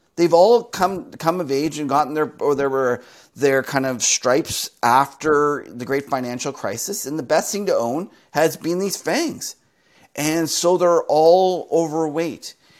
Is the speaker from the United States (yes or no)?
no; Canada; Here in Canada, where I'm Canadian